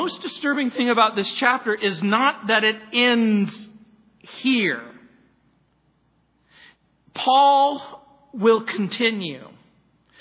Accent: Southern California, United States; also born or lived in New Orleans, Louisiana / San Francisco; raised in Southern California

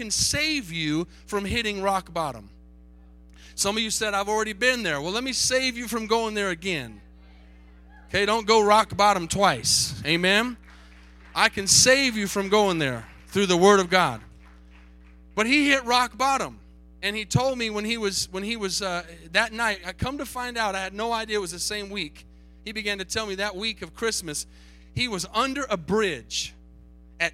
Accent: Tucson, Arizona, United States; moved away; I grew up in Tucson, Arizona

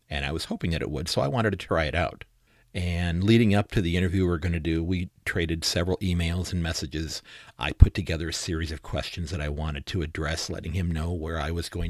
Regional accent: Sandusky, Ohio, United States; from Sandusky, Ohio

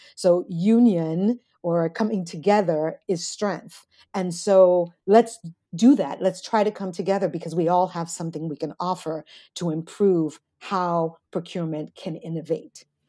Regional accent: United States; I'm an American first generation

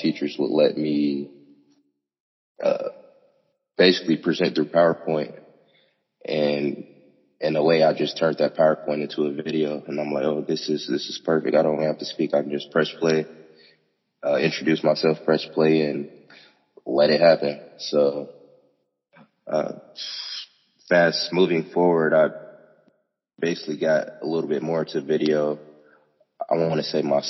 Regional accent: Cincinnati, Ohio, United States; I'm from Cincinnati

